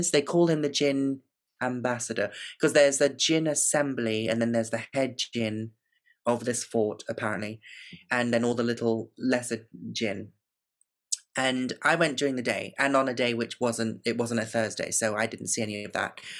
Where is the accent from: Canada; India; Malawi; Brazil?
India; South India; I'm I'm visiting from the south of India. I'm an Indian woman